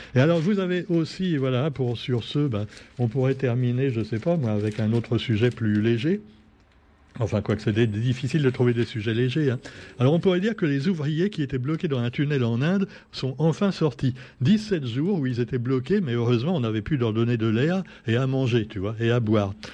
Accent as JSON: {"language": "French", "country": "France", "said": "on est français"}